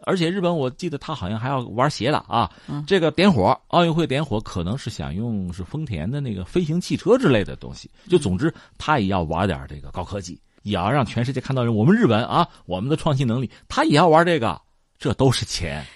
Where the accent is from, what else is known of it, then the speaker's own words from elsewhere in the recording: China; 我们中国人